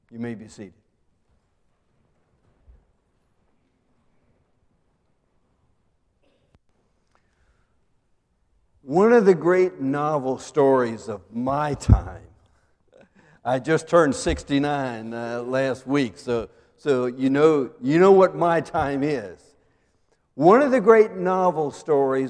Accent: McLeansville, North Carolina, United States; my hometown of McLeansville

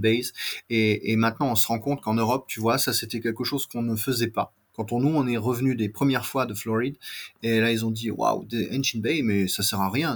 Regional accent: France; accent: very French; j'ai un accent très français

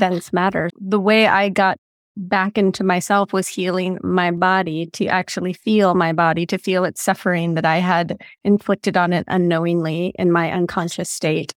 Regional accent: Big Sur, California, United States; moved away; I grew up in Big

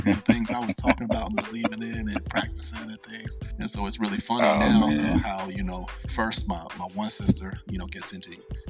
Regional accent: Cincinnati, Ohio, United States; moved away; I moved away from Cincinnati

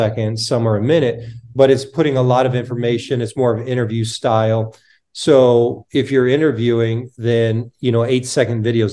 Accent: United States; moved away as an adult; also born or lived in Canada; I'm from the States

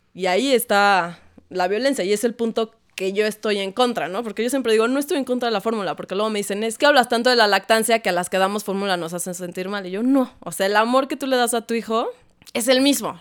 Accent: Mexico; creciendo en México

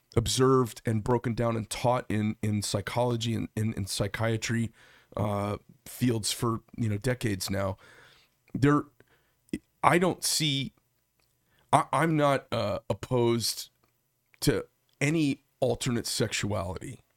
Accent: Paradise Valley, Arizona, United States; I grew up in Paradise Valley

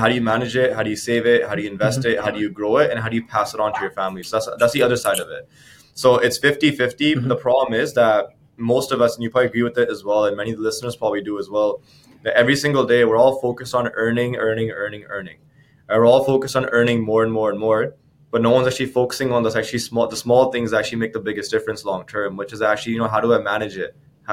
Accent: Abbotsford, British Columbia, Canada; I'm actually from Abbotsford, BC. For those of you guys listening that don't know where that is, that's a small town just outside of Vancouver. Born and raised

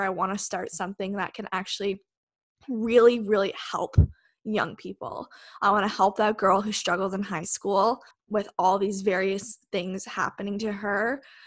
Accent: Westport, Ontario, Canada; also born or lived in Kingston, Ontario; I actually grew up in a small town just outside of Kingston. It's called Westport.

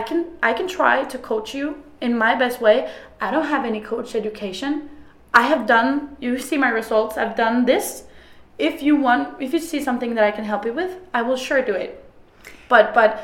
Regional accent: Trondheim, Trøndelag, Norway; I'm from Trondheim, a small town in Norway

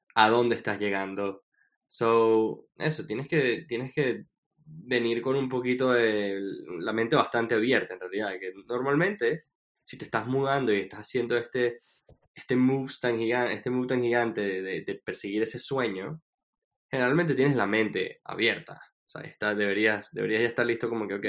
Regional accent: Venezuela; also born or lived in Washington; now in New York, United States; yo no me salí de Venezuela

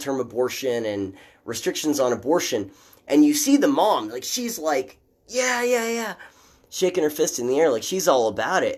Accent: Midwest, United States; I'm from the Midwest

